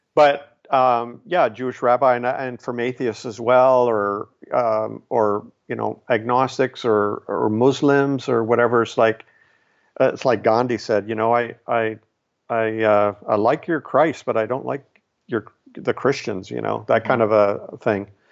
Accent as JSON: {"language": "English", "country": "Canada", "said": "here I'm Canadian. I'm not even American"}